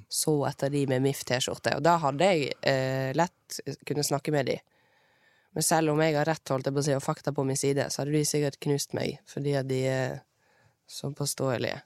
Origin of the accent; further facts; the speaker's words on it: Bergen, Vestland, Norway; accent: Bergensk with rolled r; har jeg rulle-r. Men jeg snakker egentlig bergensk, men med rulle-r.